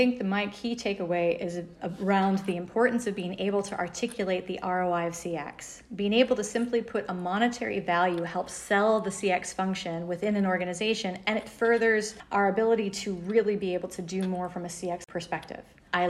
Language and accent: English; United States; accent: American; now in Paris, France; I handle analyst relations at Capgemini for a variety of topics. And I happen to be based in Paris, France, but as you can hear by my accent, I'm an American. So I'm over today in London from Paris.